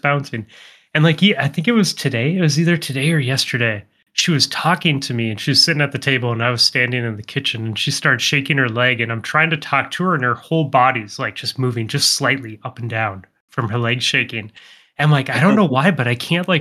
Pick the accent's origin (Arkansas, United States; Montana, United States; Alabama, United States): Montana, United States; born or raised there